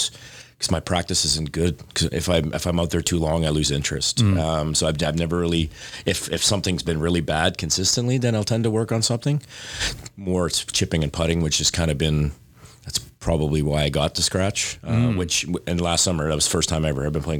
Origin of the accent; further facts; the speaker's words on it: North Bay, Ontario, Canada; No, I'm born and raised in Ontario.